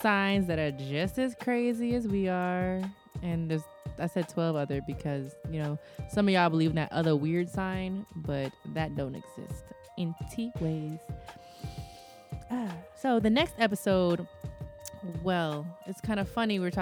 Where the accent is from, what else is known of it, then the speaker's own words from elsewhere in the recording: the Northwest, Pacific Northwest, United States; I grew up mostly in the Northwest